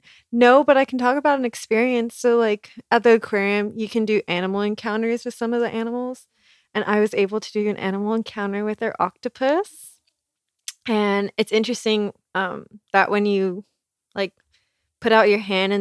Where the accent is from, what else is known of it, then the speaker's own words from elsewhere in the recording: California, United States; moved away; I'm from California. So I've lived really close to the ocean for a lot of my life